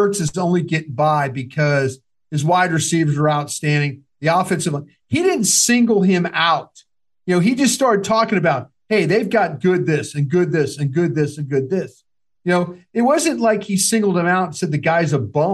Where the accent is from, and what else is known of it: Dallas, Texas, United States; moved away; also born or lived in Philadelphia